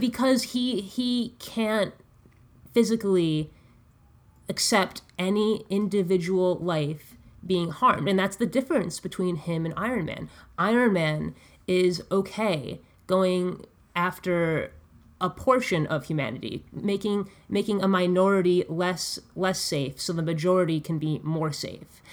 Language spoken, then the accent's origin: English; Connecticut, United States; I'm from Connecticut